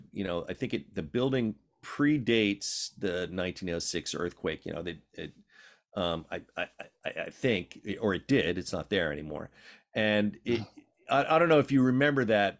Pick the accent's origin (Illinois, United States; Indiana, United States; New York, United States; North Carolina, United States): New York, United States; New York City; also born or lived in Philadelphia; now in San Francisco, United States; I was born in Brooklyn, New York.